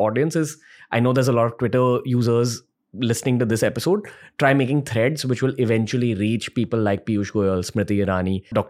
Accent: India; what it was like growing up in India for me. I'm born in 1993.

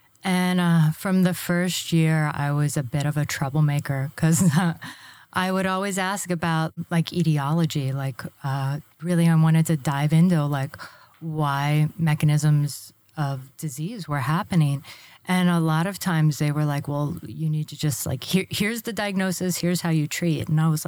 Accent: Florida, United States; That's true. I'm a native Floridian.

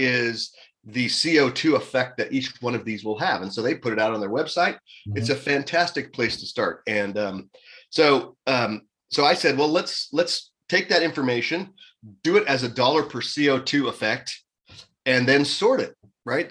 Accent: United States; as an American

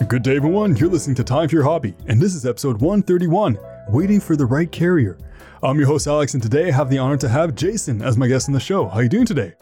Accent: Canada; me being Canadian, Canadian

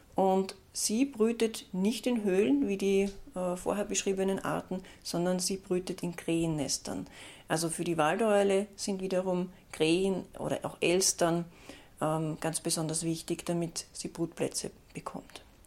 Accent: Austria; bei uns in Österreich

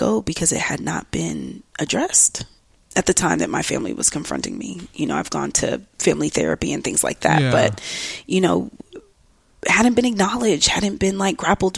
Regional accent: Atlanta, Georgia, United States; I grew up in the South. I grew up in Atlanta, Georgia, or Metro Atlanta rather

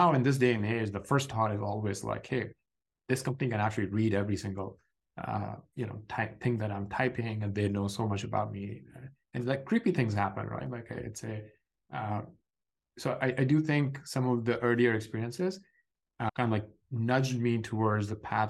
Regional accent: Pakistan; growing up in Pakistan in the late 90s

